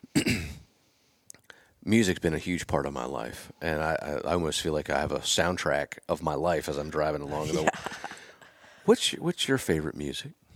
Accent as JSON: {"language": "English", "region": "Pennsylvania", "country": "United States", "said": "I'm from Pennsylvania, so like I bleed blue and white"}